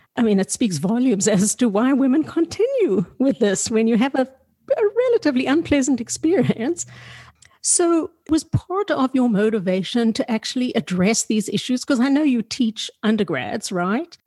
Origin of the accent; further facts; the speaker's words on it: South Africa; I grew up in South Africa that was really sexually repressive